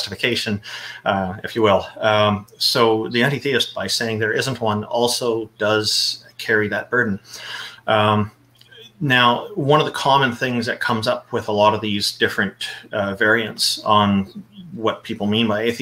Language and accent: English; Canada; I am a Canadian. I was born here.